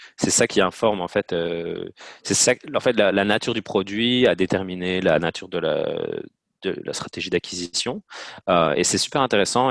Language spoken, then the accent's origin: French; Namur province, Wallonia, Belgium; moved away as an adult; also born or lived in Louvain-la-Neuve; now in Montreal, Canada; Je viens de Belgique, de la petite ville de Borin dans la province de Namur.